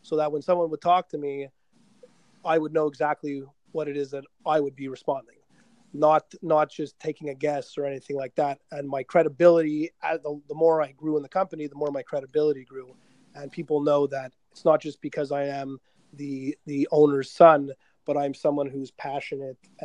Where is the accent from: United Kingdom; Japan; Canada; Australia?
Canada; Quebec; first language English; we're from Quebec, so we have predominantly French speaking people. And I was an English guy